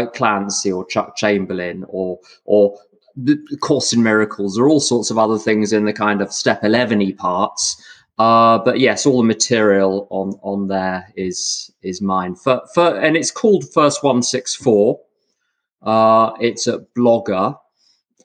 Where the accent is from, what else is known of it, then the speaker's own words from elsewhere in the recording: London, United Kingdom; I'm from London, and I'm now sitting about a mile and a half from where I was born